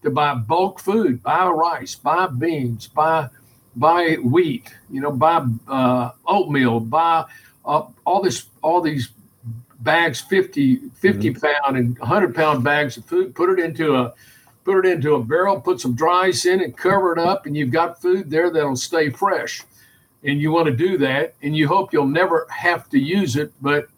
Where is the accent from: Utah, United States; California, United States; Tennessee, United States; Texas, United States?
Texas, United States; Houston; I grew up in Houston, Texas